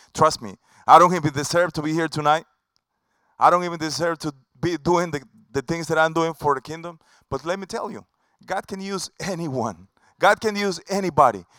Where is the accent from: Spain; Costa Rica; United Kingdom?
Costa Rica; English is a second language; now in Tampa, United States; an original from Costa Rica. That's my home country.